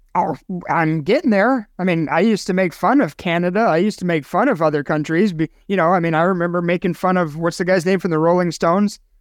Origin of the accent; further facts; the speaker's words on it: Chicago, Illinois, United States; now in Sun City, United States; Chicago, Illinois, my hometown